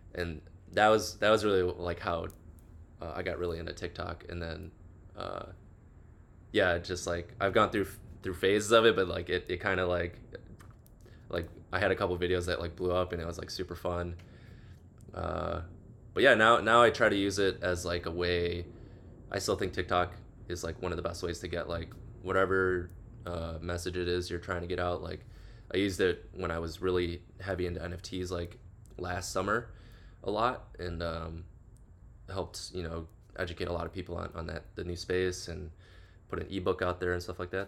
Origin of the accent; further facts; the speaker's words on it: Chicago, Illinois, United States; now in Los Angeles, United States; I'm from the Midwest, originally Chicago specifically